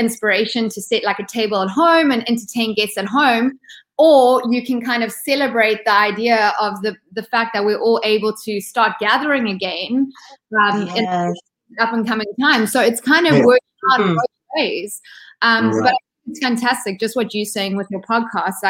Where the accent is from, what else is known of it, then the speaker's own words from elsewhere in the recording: Ballito, KwaZulu-Natal, South Africa; moved away as an adult; also born or lived in United States; So I grew up in South Africa. In a small little coastal town called Belito. It's in Durban, so it's on the east coast of South Africa